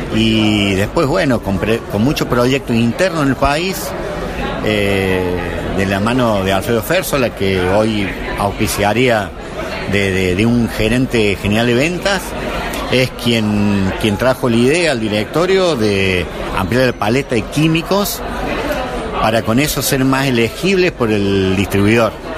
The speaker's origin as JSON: {"language": "Spanish", "region": "Córdoba", "country": "Argentina", "said": "yo estuve en la Católica acá en Córdoba"}